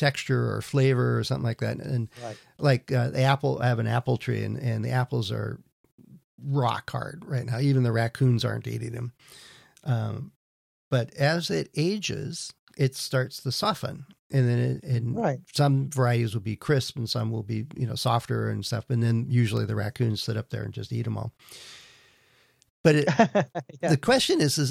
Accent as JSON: {"language": "English", "region": "California", "country": "United States", "said": "I'm from California"}